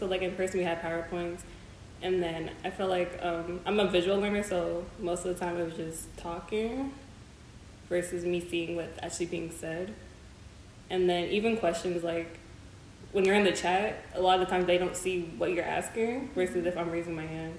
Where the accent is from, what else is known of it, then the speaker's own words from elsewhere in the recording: Windsor, Ontario, Canada; moved away; I'm from Windsor, so I was visiting my mom at the time.